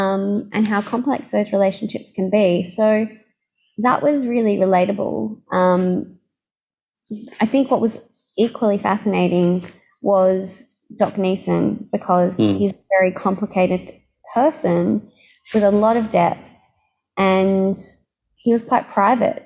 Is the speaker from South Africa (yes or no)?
no; Australia; my childhood growing up in Australia